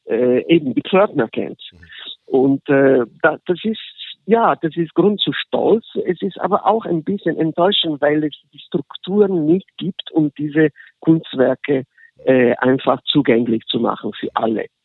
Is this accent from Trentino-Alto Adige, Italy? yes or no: no; Genoa, Liguria, Italy; born there; von meiner, von meiner Geburtsstadt in Genua.